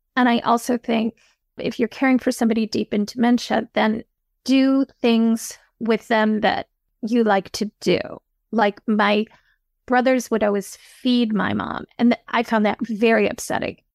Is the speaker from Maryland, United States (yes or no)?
no; Midland, Michigan, United States; I grew up in Midland, Michigan, which is the headquarters of the Dow Chemical Company.